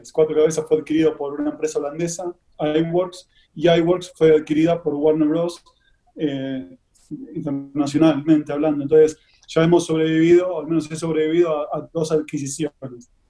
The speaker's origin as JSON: {"language": "Spanish", "country": "Argentina", "tie": "born or raised there", "also_born_or_lived": "Santiago, Chile", "moved": "as an adult", "lives_now": "Madrid, Spain", "said": "si anteriormente estuve radicado también en Chile durante dos años y obviamente nací y trabajé en Argentina muchos años y después ya la última etapa mm, en Madrid."}